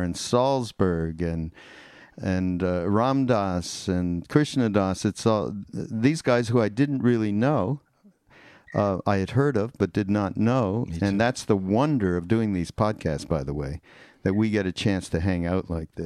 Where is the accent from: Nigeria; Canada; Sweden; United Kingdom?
Canada; now in United States; I'm from Canada. So we are like two immigrants that came over to America.